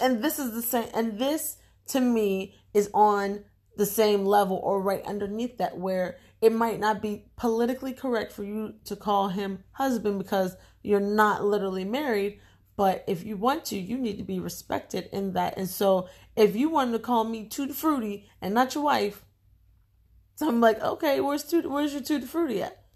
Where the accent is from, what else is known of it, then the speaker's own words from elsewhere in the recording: United States; we're African American, our ancestors are African. Excuse me, we're American